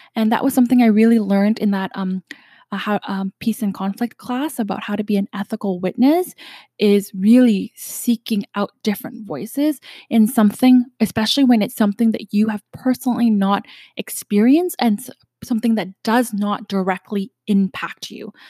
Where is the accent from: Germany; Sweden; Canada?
Canada; I'm from Canada